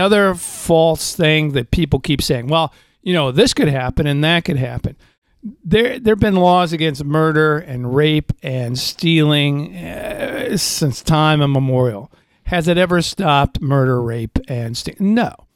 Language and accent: English; Indiana, United States; I'm from Indiana